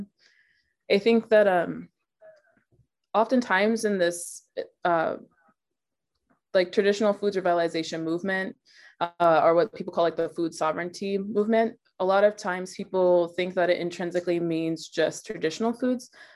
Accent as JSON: {"language": "English", "town": "Dallas", "region": "Texas", "country": "United States", "tie": "born or raised there", "also_born_or_lived": "Chicago", "moved": "yes", "lives_now": "Tulalip, United States", "said": "I grew up in Dallas, Texas, and I currently live on the Tulalip Reservation in Tulalip, Washington"}